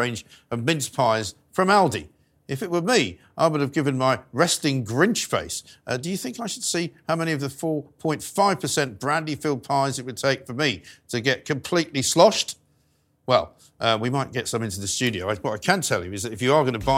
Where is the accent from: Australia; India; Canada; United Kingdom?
United Kingdom; London; also born or lived in New York; I grew up in North London